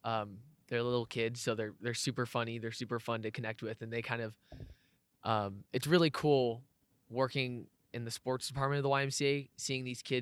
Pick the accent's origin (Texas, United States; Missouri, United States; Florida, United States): Texas, United States; Houston; I am from Houston, Texas.